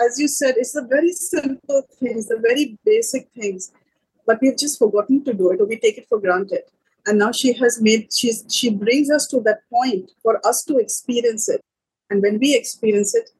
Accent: India; moved away as an adult; now in Sri Lanka; I'm from India

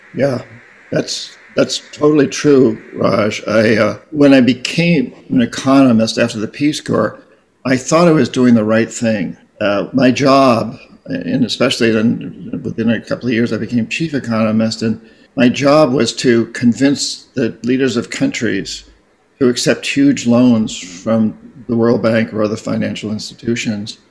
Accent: New Hampshire, United States; I come from New Hampshire.

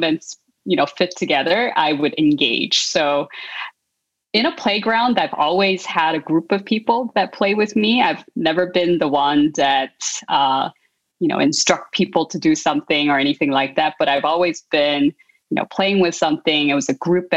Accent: South Korea; moved away; I grew up in South Korea

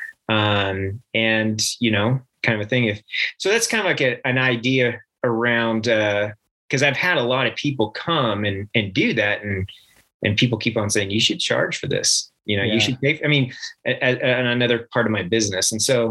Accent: Reno, Nevada, United States; moved away as an adult; also born or lived in Henderson, Nevada / Las Vegas, Nevada / Texas / Washington; now in Heber City, United States; I'm actually from Nevada. I grew up really young in outside of Las Vegas and Henderson. In grade school, we moved up to Reno, and pretty much I lived up until graduation

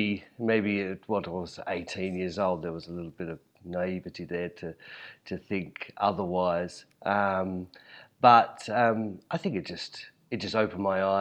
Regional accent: Hobart, Tasmania, Australia; I was born and raised in Hobart, and I studied furniture design at university, the local art school there in Hobart

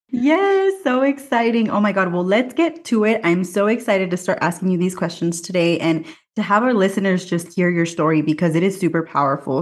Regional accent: Watsonville, California, United States; now in Mexico City, Mexico; my hometown, Watsonville, California

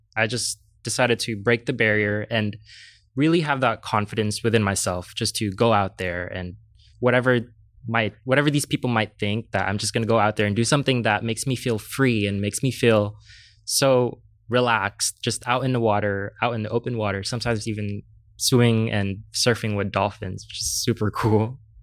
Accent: San Diego, California, United States; I am from Southeast San

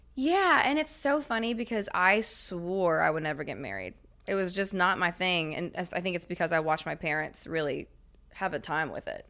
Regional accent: Knoxville, Tennessee, United States; I'm from Knoxville

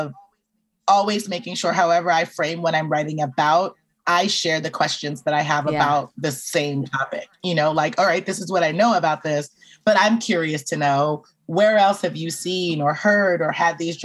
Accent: Belize; I'm originally from Belize. Like, I'm from a very, very large diaspora Caribbean family

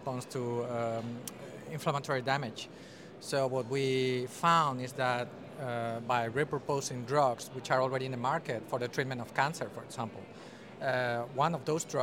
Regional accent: Spain; moved away as an adult; now in Netherlands; I'm originally from Spain, but I'm half Dutch. And I've been in the Netherlands for the past 12 years.

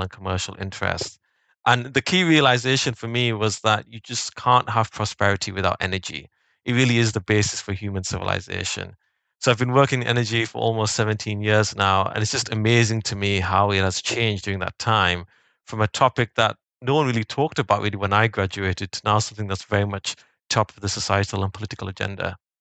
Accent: the north of England, United Kingdom; I grew up in Northern England

